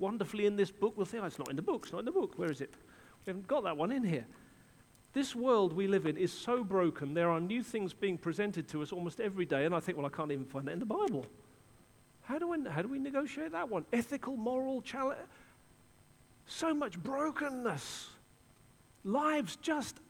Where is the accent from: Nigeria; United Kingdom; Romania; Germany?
United Kingdom; England; I'm an Englishman.